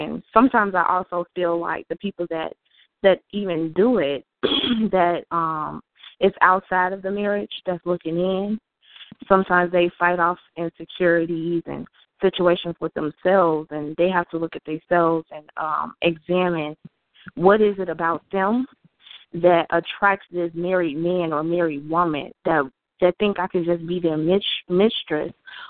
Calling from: Naperville, Illinois, United States; I am calling from Naperville, Illinois.

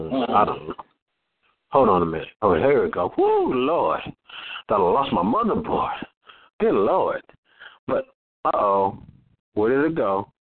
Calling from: Los Angeles, California, United States; I'm coming live from South Central Los Angeles, Compton and Watts. Represent all that right there from the West Coast.

